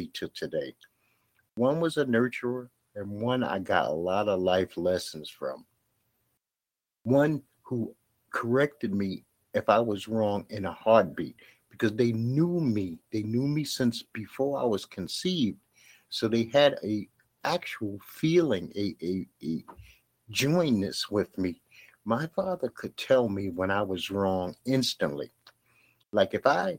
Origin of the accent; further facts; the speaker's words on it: New York City, New York, United States; I grew up in Bed-Stuy, Brooklyn